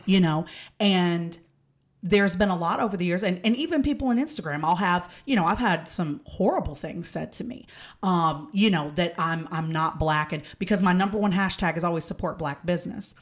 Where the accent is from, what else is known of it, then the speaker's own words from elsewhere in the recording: Texas, United States; I am an hour and a half away from Jasper, Texas